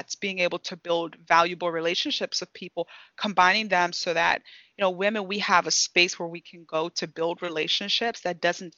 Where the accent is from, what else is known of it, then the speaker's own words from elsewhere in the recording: Nigeria; moved away; So give you some information about my background. I'm originally from Nigeria. So I immigrated to this country and grew up in a home where hard work was taught.